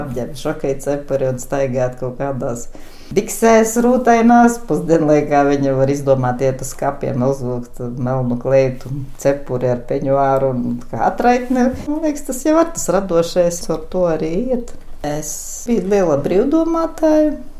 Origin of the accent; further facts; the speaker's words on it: Jēkabpils, Jēkabpils Municipality, Latvia; Es esmu dzimusi, augusi Kruspelī, pilsētas daļā